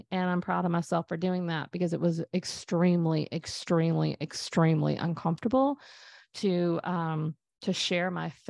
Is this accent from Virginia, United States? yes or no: no; Texas, United States; a lake house that we grew up at in East Texas.